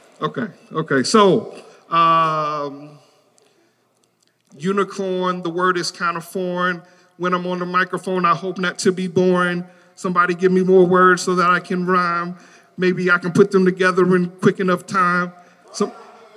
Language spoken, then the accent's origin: English; Detroit, Michigan, United States; I grew up in Detroit, Michigan